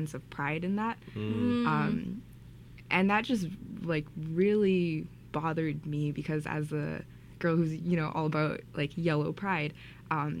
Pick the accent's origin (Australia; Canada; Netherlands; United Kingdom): Canada; Vancouver, British Columbia; I was born in Vancouver and lived in the Chinatown neighborhood of Vancouver until I was 8 years old.